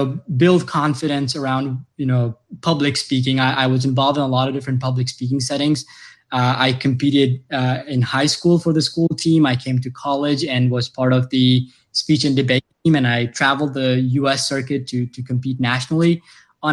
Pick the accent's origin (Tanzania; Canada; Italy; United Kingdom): Tanzania; now in United States; I came to US personally from Tanzania, a very small town. That's where my family lives today.